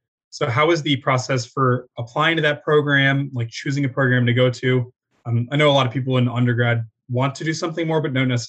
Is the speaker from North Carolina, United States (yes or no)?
no; Kansas, United States; I'm from Kansas.